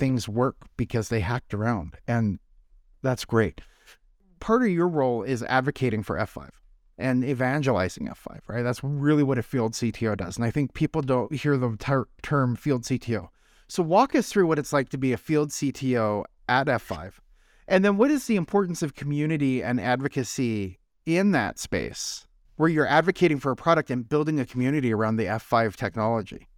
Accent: North Idaho, United States; moved away; I grew up in North Idaho

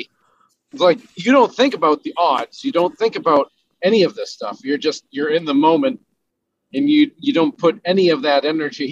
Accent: Harpswell, Maine, United States; my hometown here in Harpswell

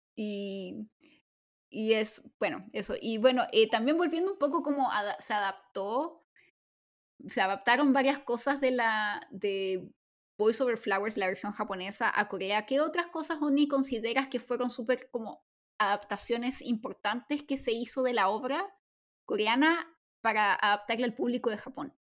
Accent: Chile; now in South Korea; soy chilena

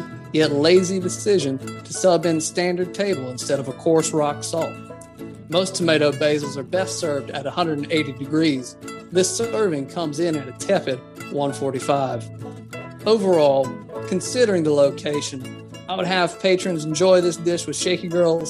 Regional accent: Appalachia, United States; I'm called Little Appalachian Soup Boy because I'm from Appalachia.

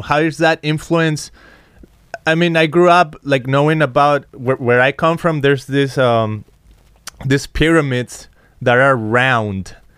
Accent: Guadalajara, Jalisco, Mexico; moved away as an adult; now in California, United States; I come from Guadalajara, Jalisco

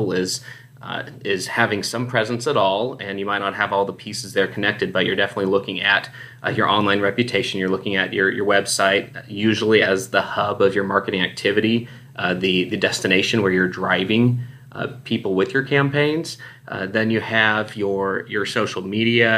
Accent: Houston, Texas, United States; accent: Texas; moved away as an adult; also born or lived in Dallas, Texas; now in Phoenix, United States; Spent all my formidable years growing up in the Houston area, and I'd been out in the Dallas area for about 8 years, but I'm currently in Phoenix, Arizona.

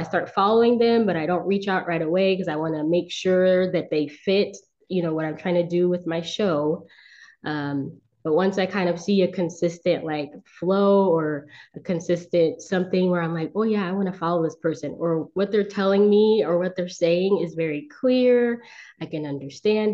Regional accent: Southern California, United States; I'm from California. I've been in California for most of my life. I've moved, you know, every now and again, but for the most part, I've been from Southern California

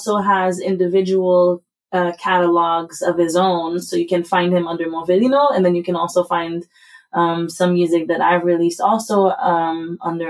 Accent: Haiti; now in United States; I was raised in Haiti by an American mother

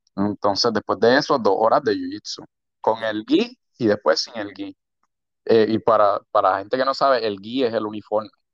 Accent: San Juan, Puerto Rico; De San Juan, nací criado en San Juan.

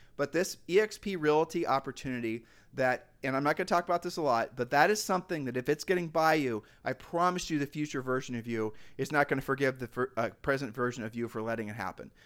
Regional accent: Ohio, United States; we're from Ohio

